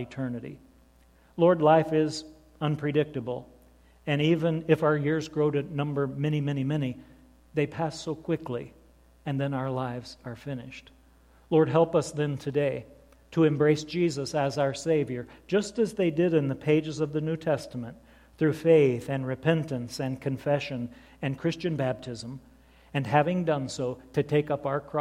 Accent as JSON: {"language": "English", "region": "southern Indiana", "country": "United States", "tie": "born or raised there", "said": "I was 17 years old, growing up like one of those hillbillies in southern Indiana"}